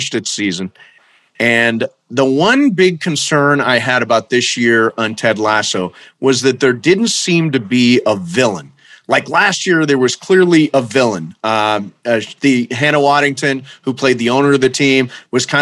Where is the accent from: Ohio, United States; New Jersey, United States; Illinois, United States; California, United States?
Ohio, United States; Toledo; I grew up in Toledo, Ohio